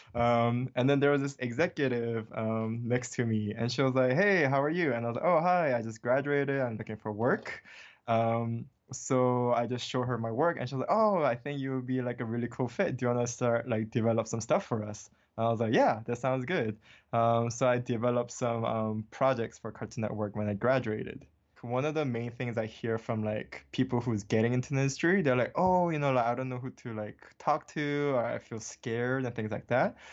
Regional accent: Hawaii, United States; English is a second language; moved away as an adult; also born or lived in Seoul, South Korea; now in Los Angeles, United States; born in Seoul, South Korea, and I was raised in Hawaii, um, since I was eight years old

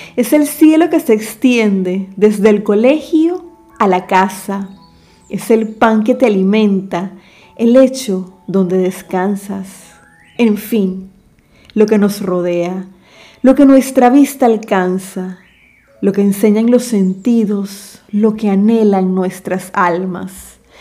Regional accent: David, Chiriquí, Panama; en mi país se celebra en noviembre

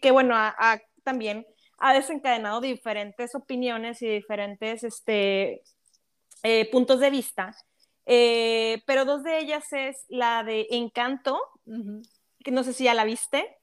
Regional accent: Mexico; nosotras como mexicanas

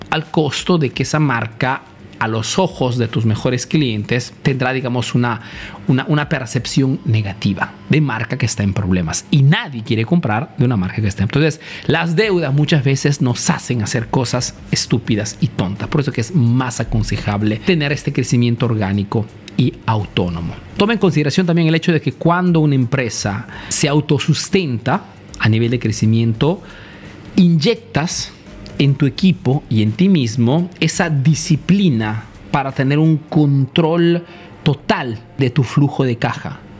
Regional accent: Peru; moved away as an adult; now in Italy; soy un emprendedor peruano que vive, hace negocio en Italia de hace más de 25 años

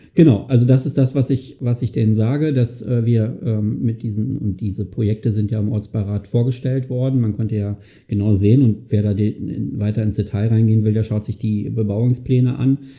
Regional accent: Greifswald, Mecklenburg-Vorpommern, Germany; moved away as an adult; now in Kiel, Germany; in meiner Heimatstadt in Greifswald, da komme ich ja, äh, bin ich geboren, ursprünglich her

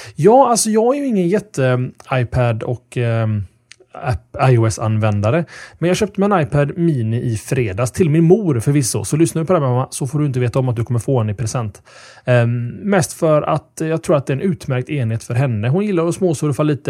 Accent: Gothenburg, Västra Götaland, Sweden; vi är från Göteborg

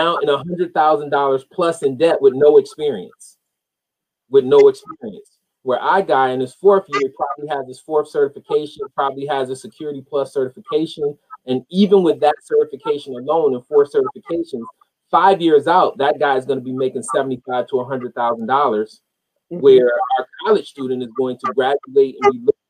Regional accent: Rochester, New York, United States; I grew up in Rochester, New York

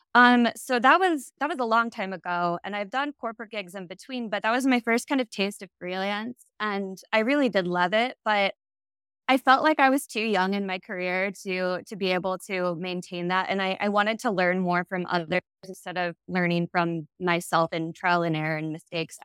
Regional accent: Ohio, United States; moved away as an adult; also born or lived in Chicago, Illinois; now in Seattle, United States; I am from the Midwest. I, I grew up in the Ohio area, but I went to school in Chicago and stayed for the first eight-ish years of my career

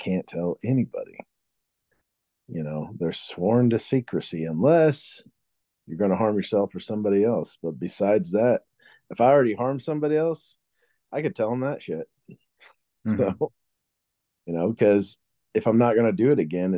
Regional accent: Springfield, Missouri, United States; I was born here in Springfield, Missouri

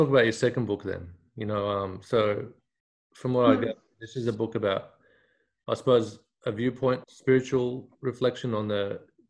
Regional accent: Mosul, Nineveh, Iraq; now in Australia; my hometown, Mosul, which was where I was born

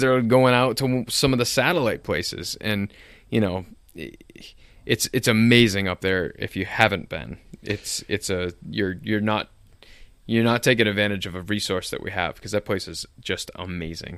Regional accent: Nashua, New Hampshire, United States; I grew up in Nashua

